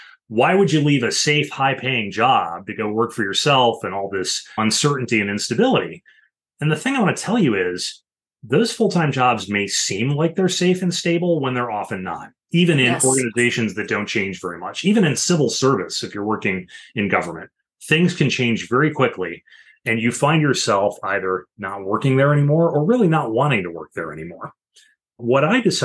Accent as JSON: {"language": "English", "region": "Illinois", "country": "United States", "tie": "born or raised there", "moved": "as an adult", "lives_now": "Washington, D.C. area, United States", "said": "I worked as a local news reporter in my home state of Illinois for a few years before ultimately moving out to the DC area where I now live"}